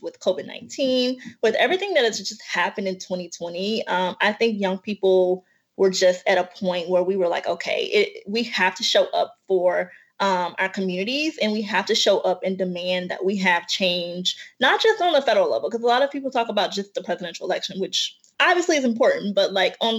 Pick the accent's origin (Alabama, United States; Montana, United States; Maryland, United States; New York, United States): Alabama, United States; my home state of Alabama